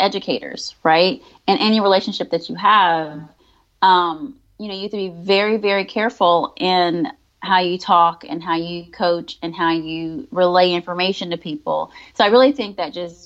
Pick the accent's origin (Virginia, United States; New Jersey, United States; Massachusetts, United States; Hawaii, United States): Virginia, United States; moved away as an adult; now in Georgia, United States; when I moved to Georgia, because I'm originally from Virginia. When I moved to Georgia in 2013